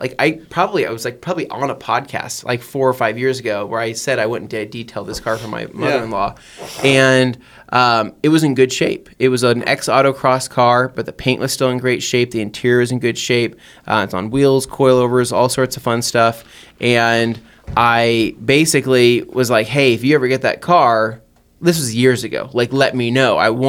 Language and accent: English; San Diego, California, United States; I am from San Diego, California.